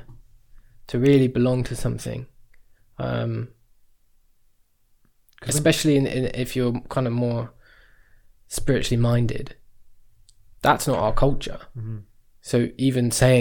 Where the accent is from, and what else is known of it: England, United Kingdom